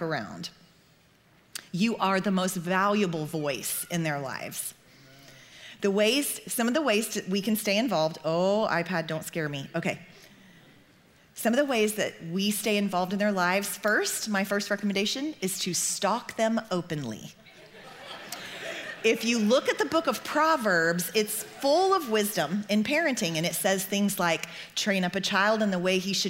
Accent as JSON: {"language": "English", "region": "Oklahoma", "country": "United States", "tie": "born or raised there", "said": "I grew up in Oklahoma"}